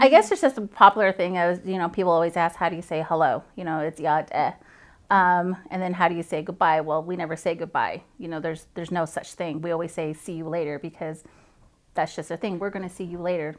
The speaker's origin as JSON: {"language": "English", "town": "Farmington", "region": "New Mexico", "country": "United States", "moved": "yes", "lives_now": "Fort Riley, United States", "said": "I'm originally from Farmington, New Mexico, the Four Corners area."}